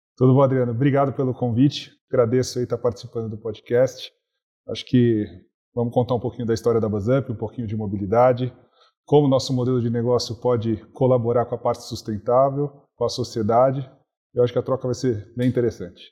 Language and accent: Portuguese; Brazil; eu, que sou brasileiro